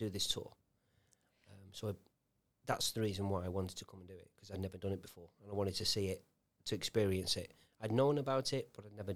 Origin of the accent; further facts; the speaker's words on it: United Kingdom; um, I'm a British soldier.